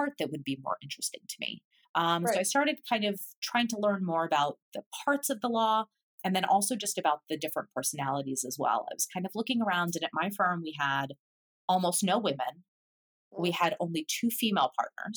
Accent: Philadelphia, Pennsylvania, United States; moved away as an adult; now in Boston, United States; I had always lived in Philadelphia. Like I grew up in Philadelphia

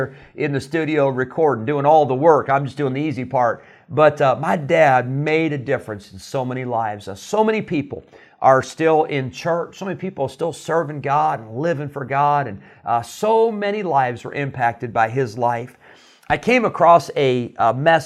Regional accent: Santa Clara, California, United States; I was born in Santa Clara, where Pastor Treiber is still the pastor

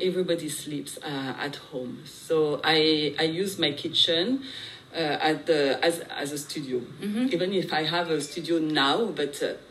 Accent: France; moved away; I grew up in France in a Vietnamese family

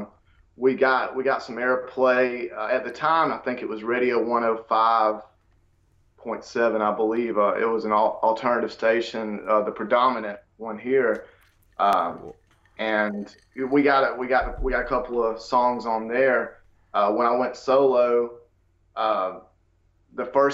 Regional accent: United States; accent: country

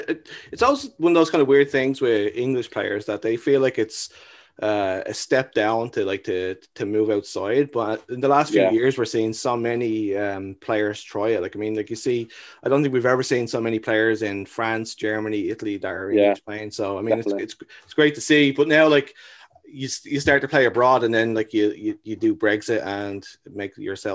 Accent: Dublin, Leinster, Ireland; now in Canada; I'm from Dublin

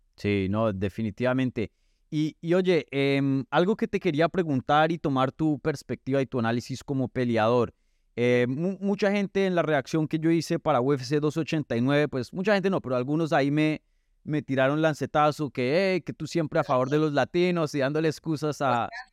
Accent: Medellín, Antioquia, Colombia; moved away; estuviste por mi tierrita, ¿no? Estuviste allá en, en, Medellín

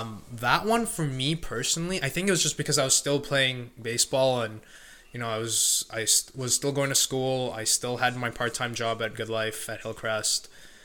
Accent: India; being Indian, my mom knows how to make yogurt, so we kind of make our own Greek yogurt essentially.

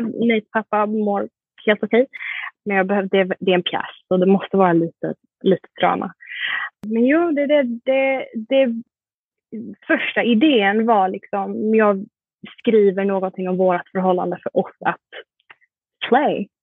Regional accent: Sweden; also born or lived in Malmö, Sweden / Singapore; now in New York, United States; där jag är från i Sverige är ju en liten

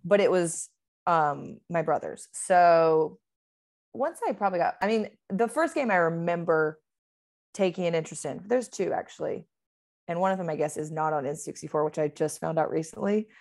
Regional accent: Georgia, United States; accent: Southern; now in Los Angeles, United States; I am from Georgia, so there will be an accent coming out of me at some point

